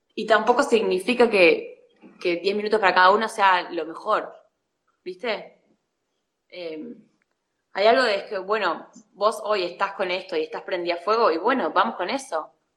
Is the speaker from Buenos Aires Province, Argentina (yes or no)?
no; La Pampa, Argentina; moved away as an adult; also born or lived in Córdoba, Argentina / Barcelona, Spain; yo soy de La Pampa y me fui a estudiar cine a Córdoba